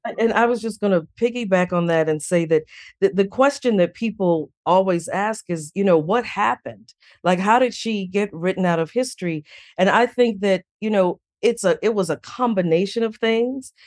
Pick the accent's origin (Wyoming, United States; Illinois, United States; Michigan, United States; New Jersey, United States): Illinois, United States; Chicago; growing up in Chicago on the South Side